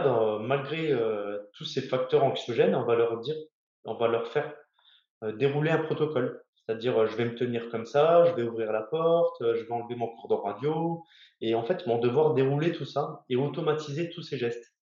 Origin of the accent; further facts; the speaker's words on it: Lorraine, Grand Est, France; moved away as an adult; also born or lived in Brest; je suis lorrain